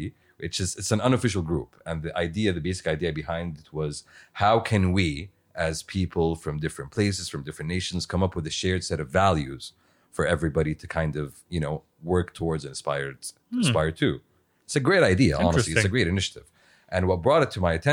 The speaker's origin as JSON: {"language": "English", "country": "Saudi Arabia", "tie": "born or raised there", "said": "we all have very common, you know, set of values because we grew up in Saudi"}